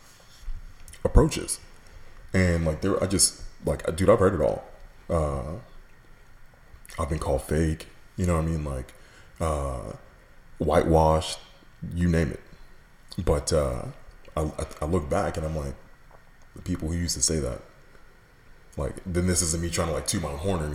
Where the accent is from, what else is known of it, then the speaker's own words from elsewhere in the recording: Katy, Texas, United States; also born or lived in New York; growing up in Katy, which for those of you who aren't familiar with that part of town, in the 90s, was predominantly white